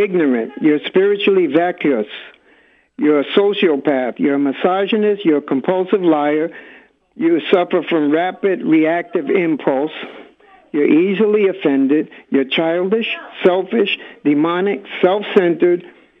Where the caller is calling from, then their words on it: New York City, New York, United States; I'm calling from Bay Ridge.